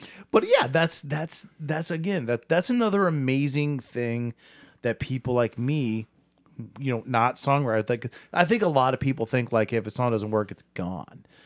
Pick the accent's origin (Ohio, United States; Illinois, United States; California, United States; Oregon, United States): Ohio, United States; Akron; I'm from Akron.